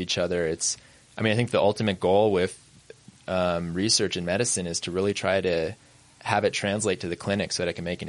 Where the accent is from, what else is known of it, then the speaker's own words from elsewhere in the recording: Idaho, United States; moved away as an adult; also born or lived in New York; I grew up in Idaho.